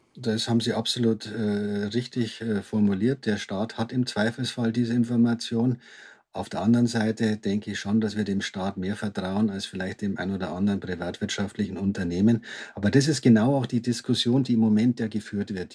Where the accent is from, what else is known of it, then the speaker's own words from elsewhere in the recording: Germany; wir als Deutsche